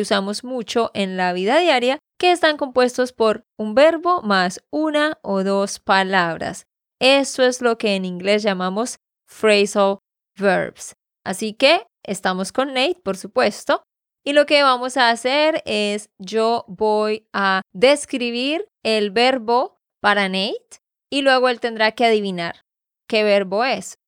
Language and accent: Spanish; Santander, Colombia; de Santander, Colombia